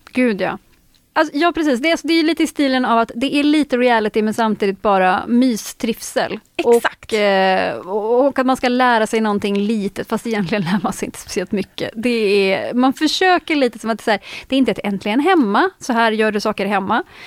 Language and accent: Swedish; northern Västergötland, Västra Götaland, Sweden; jag är uppvuxen på bondgård i norra Västergötland